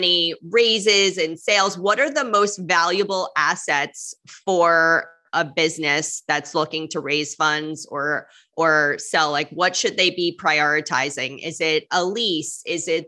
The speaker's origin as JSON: {"language": "English", "region": "New York", "country": "United States", "moved": "yes", "lives_now": "Miami, United States", "said": "I'm from New York, but I'm in Miami."}